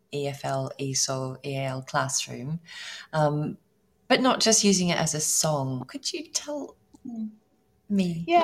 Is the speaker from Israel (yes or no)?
no; Australia; now in Italy; I'm obviously, as you know, I'm Australian.